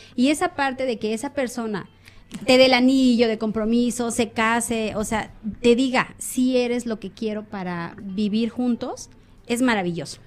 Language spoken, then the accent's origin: Spanish; Mexico City, Mexico; now in Xalapa, Mexico; soy de aquí de Jalapa, nací en Ciudad de México y ya después yo me vine aquí a vivir